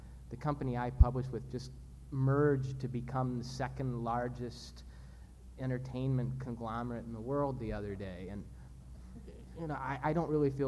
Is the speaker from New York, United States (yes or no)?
no; Minnesota, United States; I'm not from the South. I come from Minnesota.